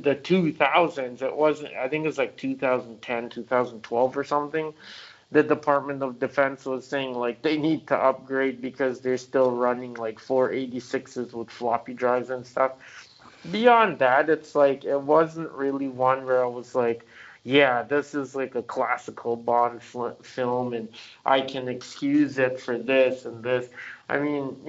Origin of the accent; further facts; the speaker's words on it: Jamaica; I was born in Jamaica